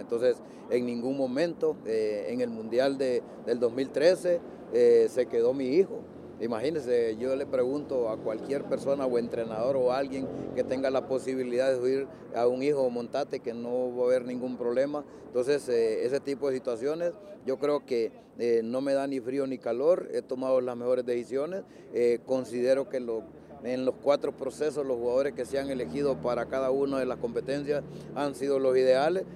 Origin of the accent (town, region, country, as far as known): Honduras